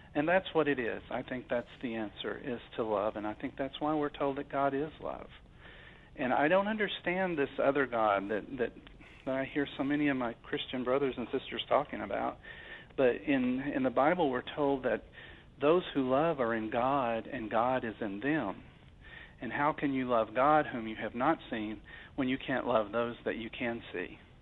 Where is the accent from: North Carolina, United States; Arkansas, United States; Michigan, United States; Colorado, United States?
Arkansas, United States; I was from Arkansas